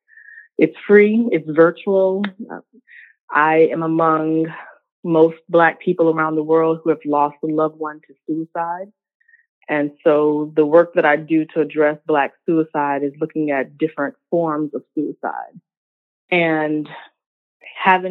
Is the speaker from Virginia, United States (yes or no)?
yes; Richmond, Virginia, United States; born or raised there; also born or lived in North Carolina